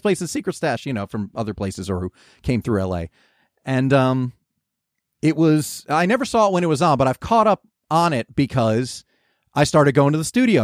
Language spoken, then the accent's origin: English; New Jersey, United States; moved away; "From New Jersey."